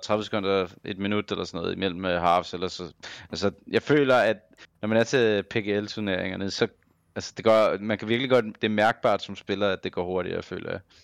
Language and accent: Danish; Copenhagen, Capital Region of Denmark, Denmark; jeg er fra København